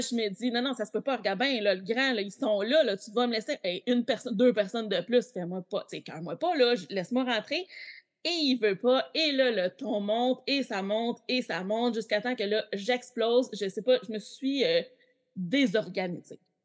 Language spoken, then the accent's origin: French; Quebec, Canada; je viens du Québec